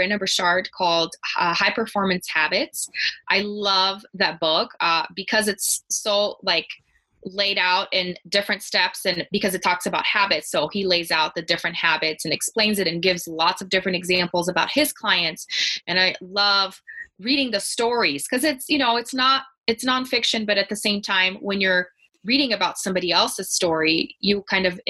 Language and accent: English; Brazil; English is a second language; moved away as an adult; now in Denver, United States; because I grew up in Brazil, lots of the literature was in Portuguese